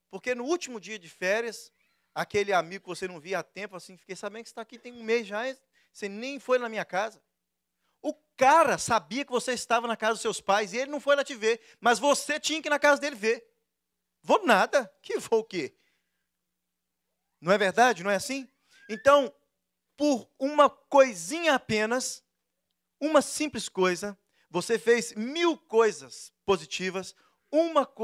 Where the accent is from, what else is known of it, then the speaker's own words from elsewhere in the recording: Brazil; Todos nós, principalmente nós que viemos do Brasil para cá, deixamos amigos lá